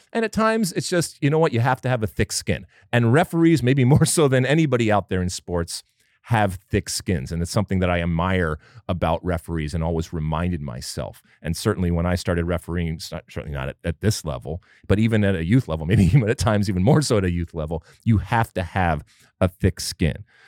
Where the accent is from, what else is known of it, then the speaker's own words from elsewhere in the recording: United States; as American soccer fans